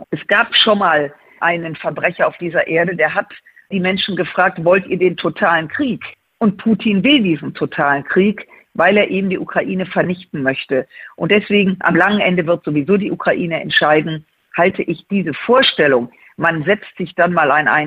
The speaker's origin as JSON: {"language": "German", "region": "Rhineland", "country": "Germany", "said": "um das mal als Rheinländerin zu sagen"}